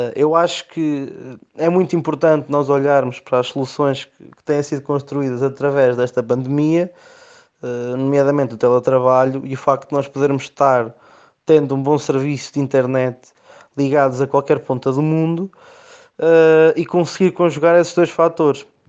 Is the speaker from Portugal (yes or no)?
yes; Oliveira do Hospital, Centro, Portugal; pelo amor à minha terra